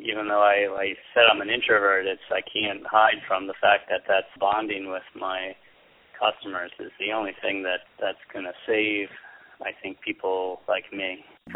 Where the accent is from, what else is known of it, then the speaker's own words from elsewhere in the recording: Washington, District of Columbia, United States; moved away as an adult; also born or lived in New York City, United States; now in Wurtsboro, United States; originally I'm from the Washington, D.C. area